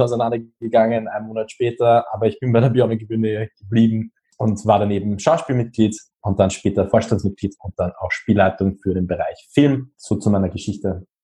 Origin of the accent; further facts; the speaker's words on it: Austria; Ich bin 24 und komme aus Österreich.